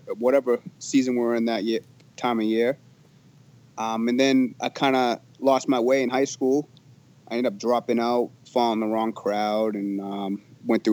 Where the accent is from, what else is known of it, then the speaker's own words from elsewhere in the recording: Gloucester, Massachusetts, United States; I'm from Gloucester, small little town in Massachusetts, about an hour north of Boston